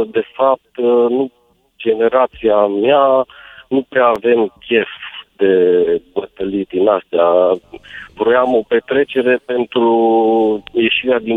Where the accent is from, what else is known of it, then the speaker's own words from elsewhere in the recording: Romania; noi ca români mergeam și munceam în Iugoslavia.